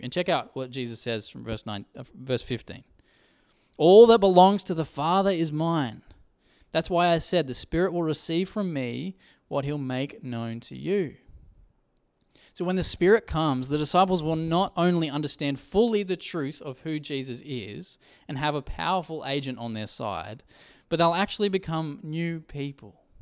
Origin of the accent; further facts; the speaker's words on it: Coffs Harbour, New South Wales, Australia; I grew up in Coffs Harbour.